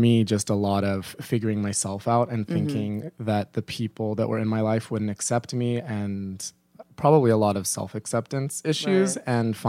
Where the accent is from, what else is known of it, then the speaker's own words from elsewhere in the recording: San Jose, California, United States; San Jose, California. Okay. So Northern California. Both California boys.